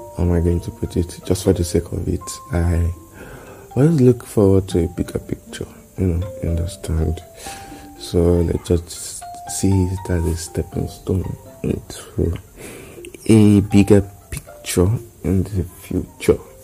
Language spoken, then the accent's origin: English; Nigeria; I'm an Nigerian